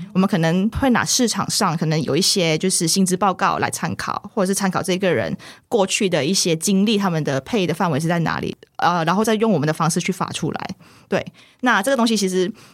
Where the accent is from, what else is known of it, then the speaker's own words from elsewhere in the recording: central Peninsular Malaysia, Malaysia; moved away as an adult; now in Taiwan; 我就是土生土长的马来西亚人。那我在马来西亚就是在西马中部地区一个就是小乡镇啦，那边成长，然后是大学的时候因为念书的关系才会来到台湾这边